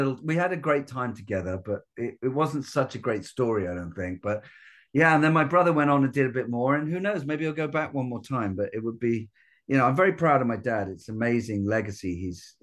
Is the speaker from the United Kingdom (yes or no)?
yes; United Kingdom; being a Brit